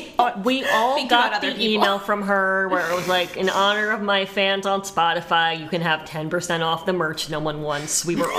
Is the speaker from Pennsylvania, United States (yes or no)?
yes; Pennsylvania, United States; I'm from Pennsylvania.